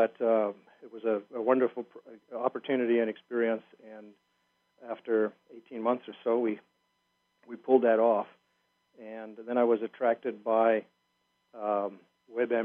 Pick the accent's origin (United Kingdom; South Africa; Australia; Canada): South Africa; I was born and raised in South Africa